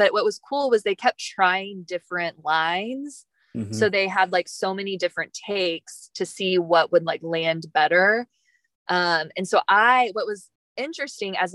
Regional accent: Texas, United States; I'm a teacher from Texas.

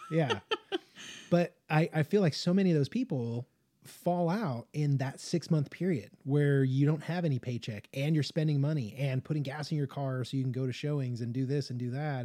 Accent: Las Vegas, Nevada, United States; moved away; I spent a lot of time growing up in like the Las Vegas area

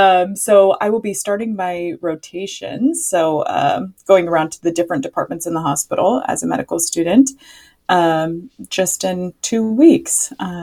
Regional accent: Sacramento, California, United States; member of the Yurok tribe located in Northern California. I was born and raised in Sacramento, so I'm an urban Indian, but all of my family lives back home on our reservation. And, being Native American is probably the most important part of my identity.

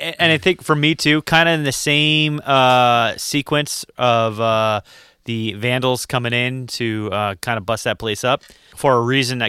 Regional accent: Utah, United States; I was from Utah, and I'm thinking that is on brand.

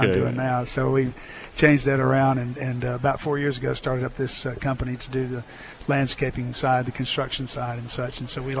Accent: Marion, North Carolina, United States; Marion is the town that I grew up in. If you know, that's Roy Williams' hometown.

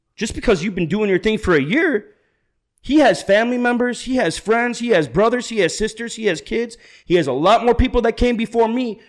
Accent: Illinois, United States; moved away; I'm originally from Illinois

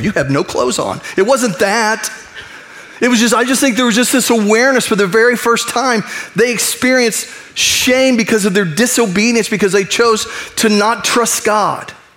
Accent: United States; I'm, I'm an American, I'm a U.S. citizen, I love my nation.

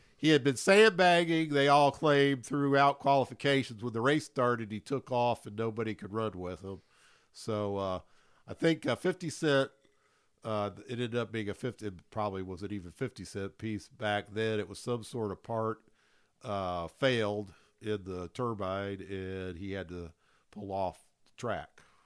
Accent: Louisville, Kentucky, United States; I'm from Louisville

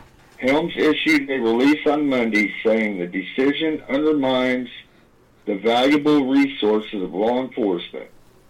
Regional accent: Belton, Missouri, United States; also born or lived in Harrisonville; Growing up in Belton

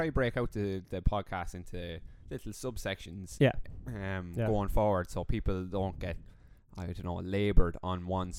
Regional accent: Laois, Ireland; moved away as an adult; also born or lived in Cork; now in Galway, Ireland; Me coming from Laois, Laois is kind of where I form my base.

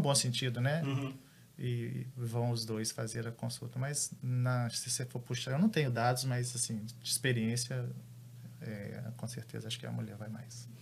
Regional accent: Belo Horizonte, Minas Gerais, Brazil; Eu também sou de Belo Horizonte

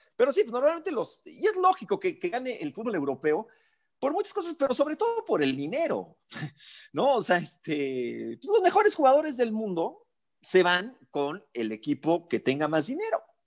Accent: Mexico; si nos representa o no como mexicanos

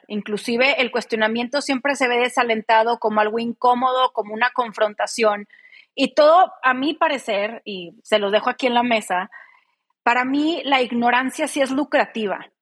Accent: Mexico; en México las que estamos constantemente luchando por derribar este sistema patriarcal

